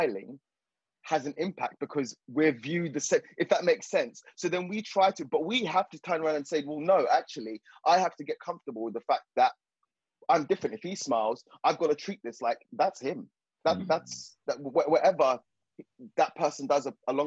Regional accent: Zimbabwe; now in United Kingdom; I'm from the South, I'm from Zimbabwe

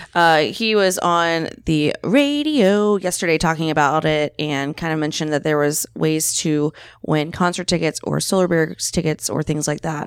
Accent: Florida, United States; I'm from Florida

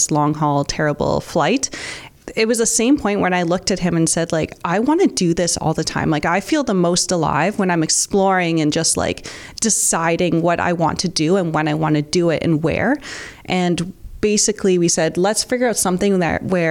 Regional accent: St. Catharines, Ontario, Canada; I grew up in St. Catharines, born and raised, never left

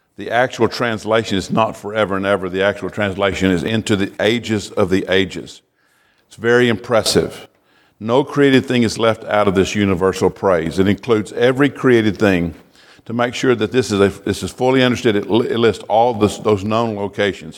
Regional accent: United States; as an American

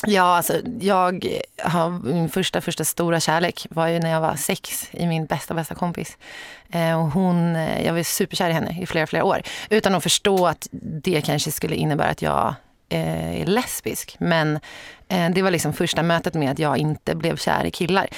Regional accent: Sorunda, Stockholm County, Sweden; Jag är född och uppvuxen i Sorunda som är ett litet samhälle typ fem och en halv mil söder om Stockholm

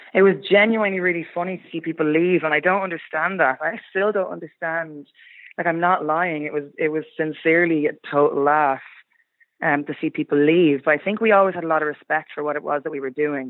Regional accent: Kildare, Leinster, Ireland; we're all from Kildare

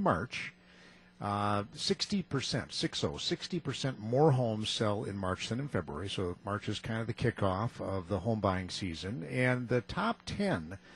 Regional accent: Muskego, Wisconsin, United States; now in Hartland, United States; Muskego, my hometown

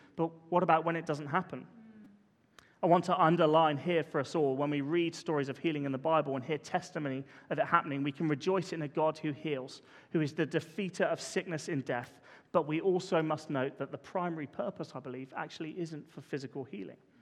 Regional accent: Poole, South West England, United Kingdom; we grew up in Parkstone

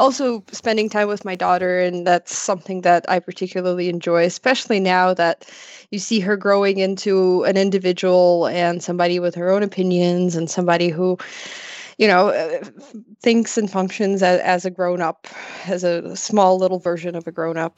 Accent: Ukraine; also born or lived in Odesa, Ukraine; I'm from Ukraine

